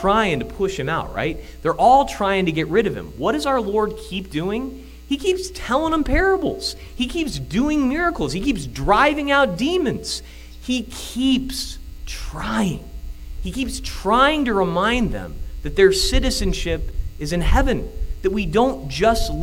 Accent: Illinois, United States; accent: Illinois; my Illinois accent

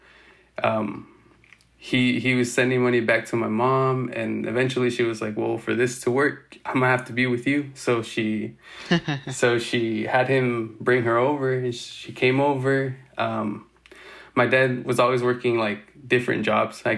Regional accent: Woodburn, Oregon, United States; I'm from Woodburn, but it hasn't always been that way.

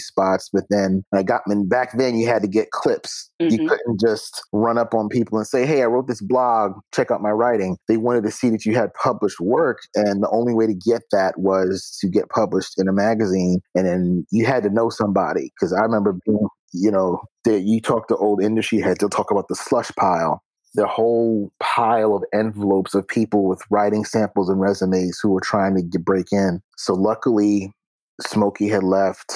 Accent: New York City, New York, United States; being a native New Yorker

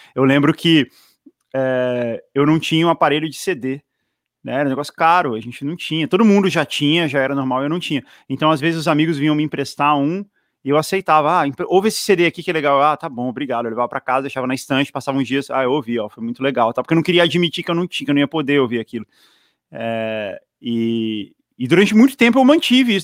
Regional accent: Brasília, Federal District, Brazil; moved away; also born or lived in São Paulo; é a minha cidade, assim, é onde eu me sinto

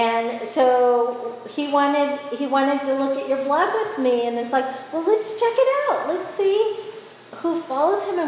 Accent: Guadalajara, Jalisco, Mexico; now in Nashville, United States; I grew up in Guadalajara, Mexico, which is one of the biggest cities in the country.

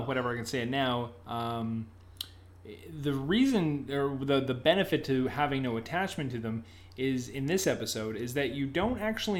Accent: Canada; maybe because we're Canadian, so I'm used to a French Canadian accent

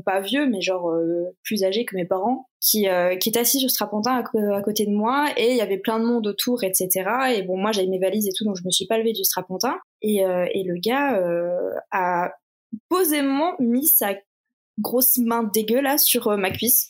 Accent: Toulouse, Occitania, France; moved away; also born or lived in Paris; à la base, je viens de Toulouse, j'habitais pas du tout Paris à cette époque-là

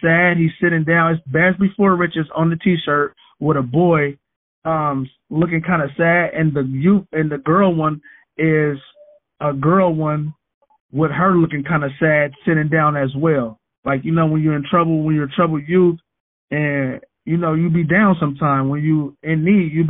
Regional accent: San Francisco, California, United States; I was a troubled youth growing up in the Western Addition. I'm from Fillmore, California

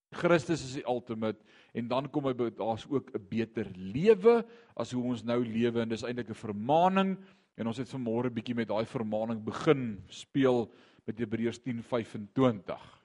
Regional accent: Eastern Transvaal, Mpumalanga, South Africa; also born or lived in Barberton / Ermelo; ons het in Indrina gebly vandat ek 6 jaar oud is, ek het graad 7 of standaard 5 dae gemaak

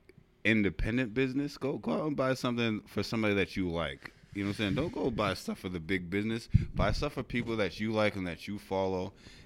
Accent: Weymouth, Massachusetts, United States; I'm from Weymouth.

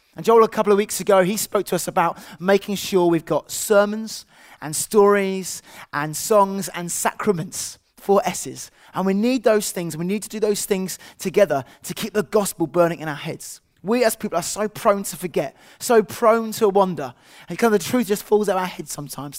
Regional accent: England, United Kingdom; as an English person

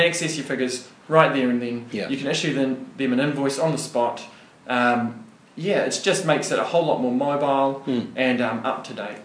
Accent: Wellington, New Zealand; moved away as an adult; also born or lived in Otago, New Zealand; now in Goulburn, Australia; I'm originally from New Zealand, a bit of an accent there. So I was born and bred in uh, Wellington in New Zealand.

